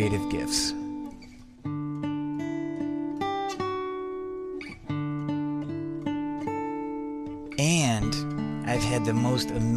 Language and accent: English; Adrian, Michigan, United States; now in Austin, United States; My hometown is Adrian, Michigan